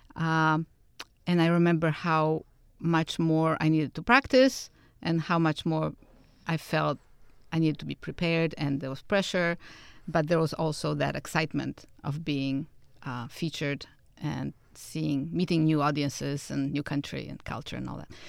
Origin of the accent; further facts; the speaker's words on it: Warsaw, Masovian Voivodeship, Poland; moved away; I was born and raised in Warsaw, Poland